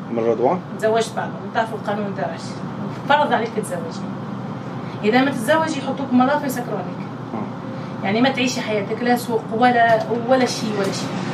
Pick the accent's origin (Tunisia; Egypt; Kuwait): Tunisia; accent: Tunisian; moved away as an adult; also born or lived in Germany; now in Syria; نقول بالتونسي